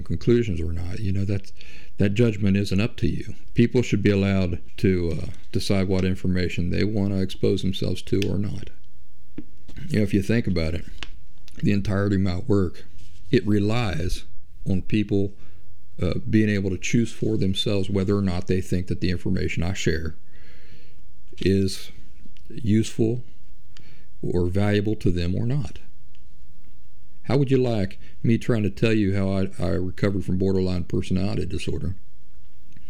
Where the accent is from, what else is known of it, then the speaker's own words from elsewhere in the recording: Kentucky, and southeastern Ohio meet, Appalachian region where West Virginia, United States; moved away; also born or lived in Philadelphia, Pennsylvania; I'm a hillbilly from the Appalachian region where West Virginia, Kentucky, and southeastern Ohio meet, that I lived for over a decade in Philly